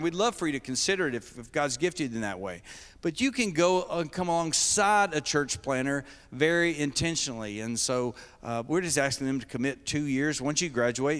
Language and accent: English; Kentucky, United States; I'm, I'm from Kentucky.